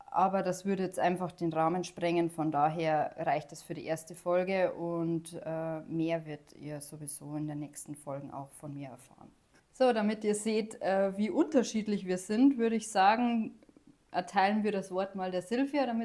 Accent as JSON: {"language": "German", "region": "Bavaria", "country": "Germany", "said": "Ich komme aus Oberbayern"}